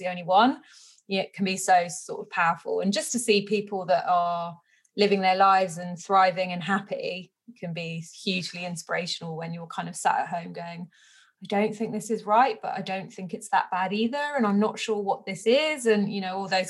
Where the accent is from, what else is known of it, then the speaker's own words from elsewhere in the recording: West Country, South West England, United Kingdom; I grew up in the West Country